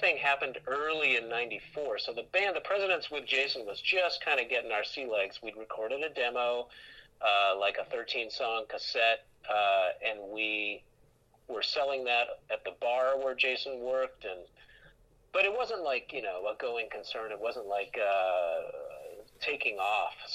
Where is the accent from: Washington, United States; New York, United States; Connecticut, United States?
Washington, United States; Seattle; moved away as an adult; also born or lived in Boston / Los Angeles; I'm from Seattle